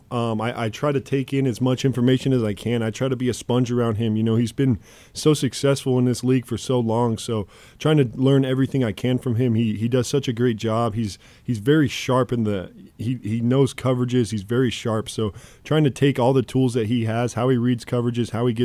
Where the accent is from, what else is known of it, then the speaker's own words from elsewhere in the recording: Fort Morgan, Colorado, United States; moved away; he's a Fort Morgan guy. Went to uh, went to the same high school.